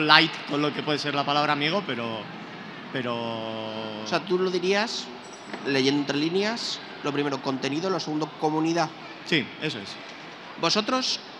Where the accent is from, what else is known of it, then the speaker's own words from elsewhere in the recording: Bilbao, Basque Country, Spain; trabajo en Bilbao, soy de Bilbao